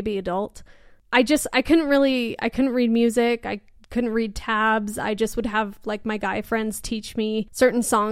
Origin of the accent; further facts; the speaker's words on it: Portland, Oregon, United States; moved away as an adult; now in Salt Lake City, United States; I'm originally from Portland, Oregon, up in the Northwest